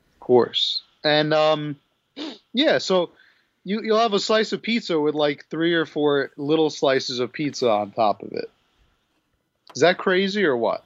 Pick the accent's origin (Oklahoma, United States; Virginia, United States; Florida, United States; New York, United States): New York, United States; as a New Yorker